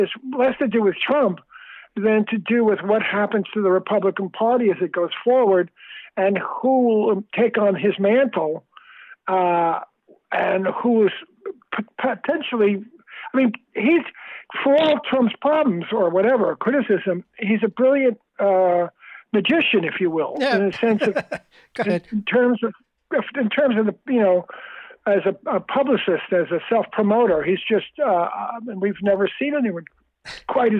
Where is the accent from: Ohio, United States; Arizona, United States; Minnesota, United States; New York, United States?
New York, United States; New York City; I grew up in New York City, and we actually knew the cops walking on the beat in my neighborhood. In this, I grew up in Queens, New York